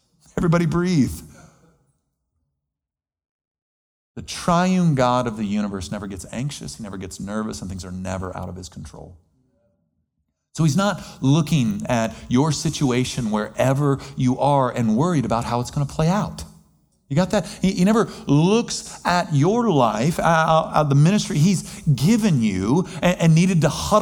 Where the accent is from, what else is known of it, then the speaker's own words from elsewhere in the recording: United States; as an American